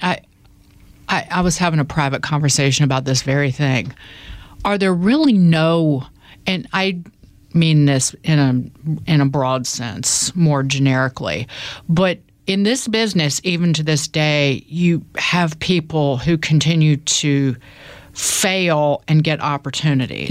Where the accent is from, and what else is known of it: the South, United States; born or raised there; accent: country; moved away as an adult; now in New York, United States